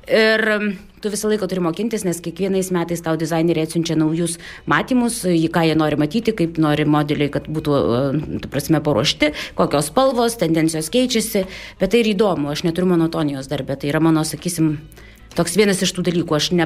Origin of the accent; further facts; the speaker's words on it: Alytus, Alytus County, Lithuania; Aš esu alytiškė e, nuo pat gimimo iki pat dabar. Visą laiką žinau, iš kur aš esu kilusi, kas aš esu.